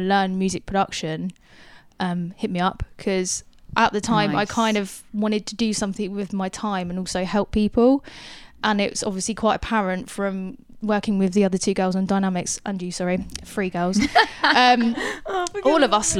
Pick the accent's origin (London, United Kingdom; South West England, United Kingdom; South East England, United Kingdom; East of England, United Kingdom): East of England, United Kingdom; Luton; I first got gigs in my hometown of Luton